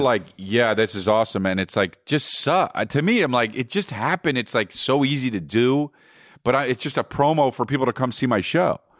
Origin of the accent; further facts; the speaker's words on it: United States; I'm American